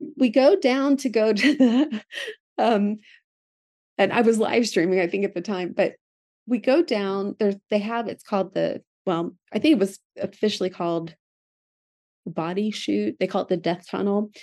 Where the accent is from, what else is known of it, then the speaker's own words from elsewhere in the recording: Philadelphia, Pennsylvania, United States; I grew up in Philadelphia